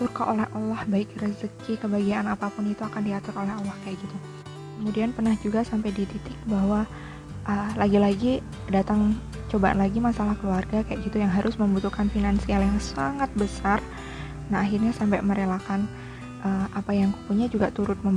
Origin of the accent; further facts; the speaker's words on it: Yogyakarta, Special Region of Yogyakarta, Indonesia; aku PP Jogja daerah asalku itu sampai PP seharian jadi berangkat kuliah pagi kemudian sore pulang ke rumah